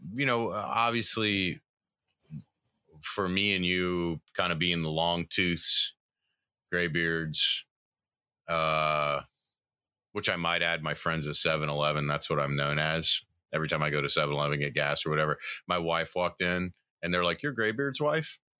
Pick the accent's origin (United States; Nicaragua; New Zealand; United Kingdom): United States; the South; moved away; I grew up in the South